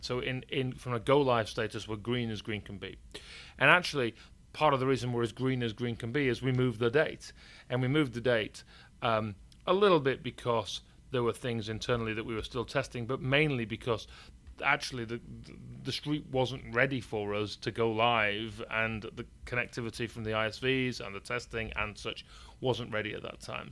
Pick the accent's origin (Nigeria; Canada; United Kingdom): United Kingdom; York, Yorkshire and the Humber; accent: northern English; I was born in York, and you can probably tell by my northern English accent